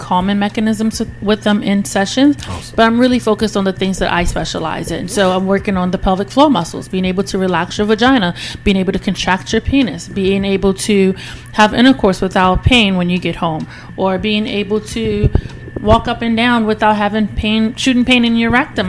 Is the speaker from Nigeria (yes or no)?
yes; Nigeria; also born or lived in Richmond, Virginia, United States; now in Houston, United States; I am originally from Nigeria, but I lived in Richmond, Virginia. I just moved to Texas, Houston, Texas, two years ago